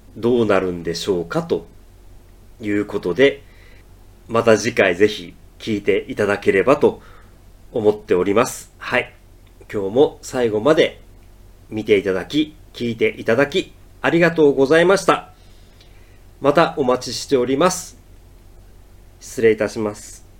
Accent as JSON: {"language": "Japanese", "town": "Matsuyama", "region": "Ehime", "country": "Japan", "tie": "born or raised there", "also_born_or_lived": "Tokyo", "moved": "as an adult", "said": "僕は愛媛県松山市の出身で18歳で大学に入るために東京に出てきました。"}